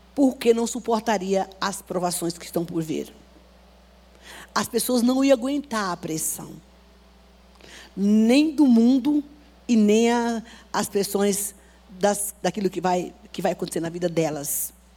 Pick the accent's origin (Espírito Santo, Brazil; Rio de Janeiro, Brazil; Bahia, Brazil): Bahia, Brazil; moved away; a cidade que eu nasci, na Bahia